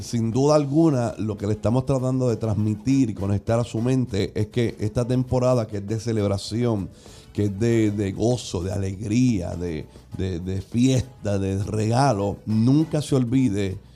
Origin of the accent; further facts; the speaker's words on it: Puerto Rico; acostumbramos nosotros como, como puertorriqueños